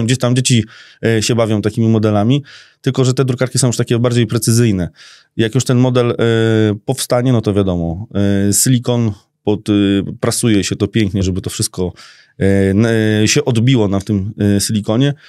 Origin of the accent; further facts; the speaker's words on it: Skierniewice, Łódź Voivodeship, Poland; ja się urodziłem w Skierniewicach tu jestem